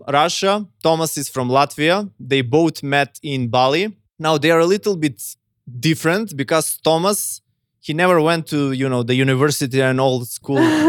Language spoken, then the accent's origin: English; North Macedonia; I come from Macedonia